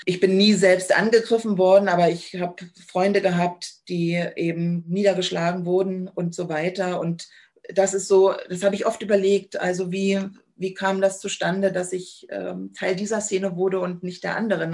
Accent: Cottbus, Brandenburg, Germany; Ich bin 1980 geboren in Cottbus

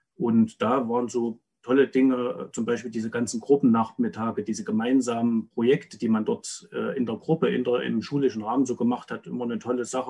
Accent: Rudolstadt, Thuringia, Germany; 79 in Rudolstadt geboren, habe also noch einen wichtigen Teil meiner Kindheit in der DDR verbracht.

